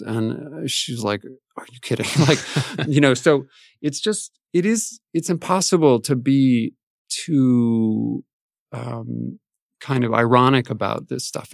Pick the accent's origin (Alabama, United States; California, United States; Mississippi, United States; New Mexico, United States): New Mexico, United States; Albuquerque; I grew up in Albuquerque, New Mexico